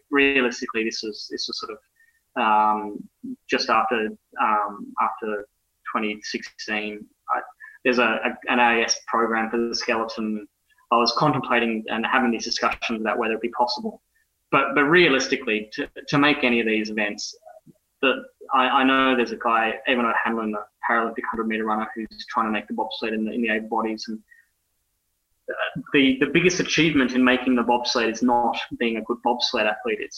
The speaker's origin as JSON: {"language": "English", "town": "Brisbane", "region": "Queensland", "country": "Australia", "tie": "born there", "also_born_or_lived": "Ireland", "said": "I was born in Brisbane. I, I've lived in Ireland."}